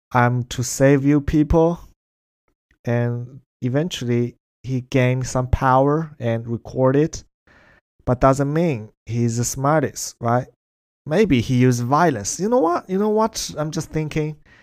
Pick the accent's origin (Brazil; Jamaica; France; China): China; English is a second language; now in Melbourne, Australia; that's how we use it in China and in Chinese